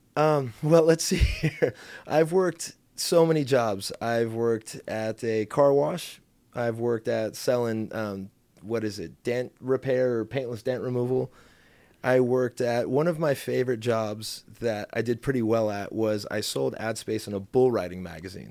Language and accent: English; Mission Viejo, California, United States; I grew up in South Orange County